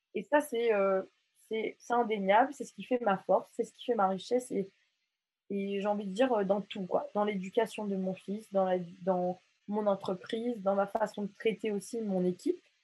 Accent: Mauritius; now in France; je suis mauricienne

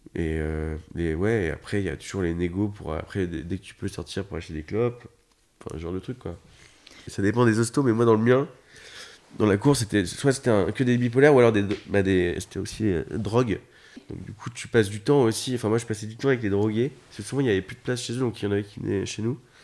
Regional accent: Paris region, Île-de-France, France; je suis né en région parisienne

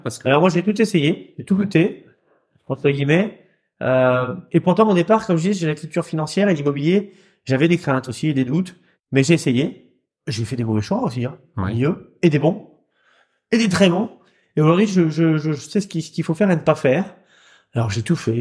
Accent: Rouen, Normandy, France; chez nous à Rouen

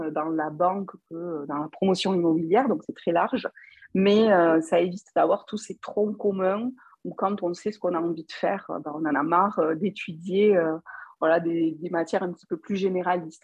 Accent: Toulouse, Occitania, France; accent: Toulouse; je suis toulousaine.

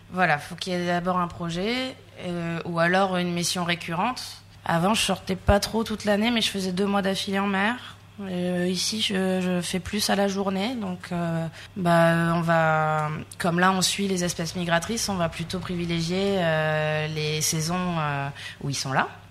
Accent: Sète, Occitania, France; also born or lived in Calais; now in Réunion, France; Je suis née dans le nord, à Calais. J'ai grandi à Sète, dans le sud

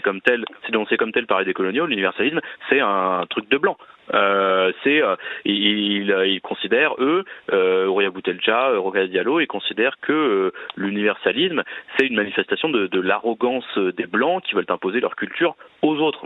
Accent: France; nous sommes français

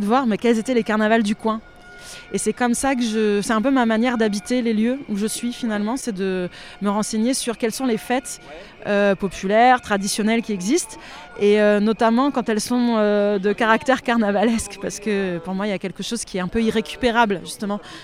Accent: Antibes, Provence-Alpes-Côte d'Azur, France; moved away as an adult; also born or lived in Brazil; now in Languedoc, France; J'ai grandi à Antibes en partie.

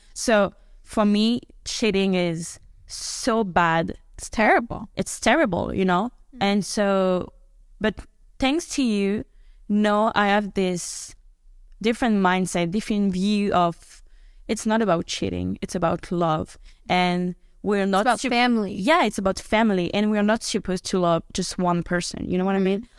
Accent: France; because I'm from Europe, I'm from France

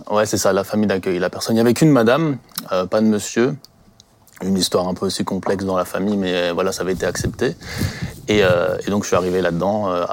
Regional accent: Colmar, Grand Est, France; je viens du secteur de Colmar

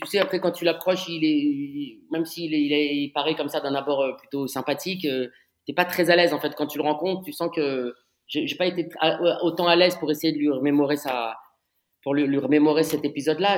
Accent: Paris, Île-de-France, France; J'ai grandi à Paris, j'ai fait mes études à Paris.

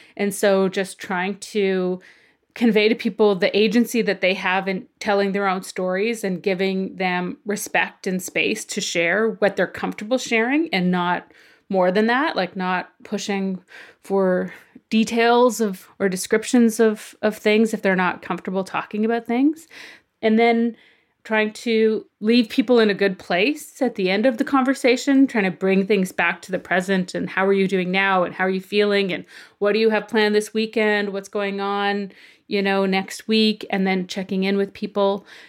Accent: Okanese First Nation, File Hills, near Balcarres, Saskatchewan, Canada; I grew up on my reserve, Oak Neese. Well, actually, I'm kind of from File Hills.

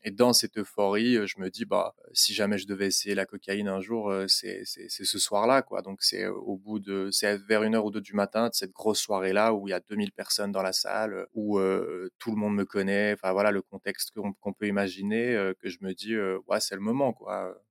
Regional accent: Belgium; also born or lived in Brussels; je suis belge, j'habite à Bruxelles

